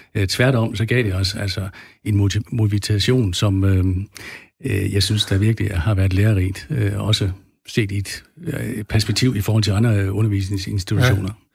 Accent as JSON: {"language": "Danish", "area": "West Jutland", "region": "Central Denmark Region", "country": "Denmark", "tie": "born or raised there", "said": "jeg er opvokset ude i Vestjylland, helt øh, ude ved Vesterhavet, mellem øh, Ringkøben Fjord og, og Vesterhavet"}